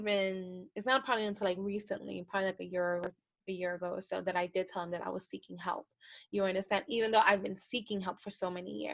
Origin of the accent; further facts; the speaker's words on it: the Bronx and Yonkers, New York, United States; I grew up in the Bronx in Yonkers